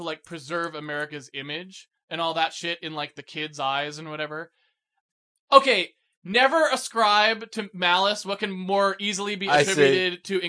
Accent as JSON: {"language": "English", "region": "East Coast", "country": "United States", "tie": "born or raised there", "said": "Since I grew up on the East Coast, where you have all of this history"}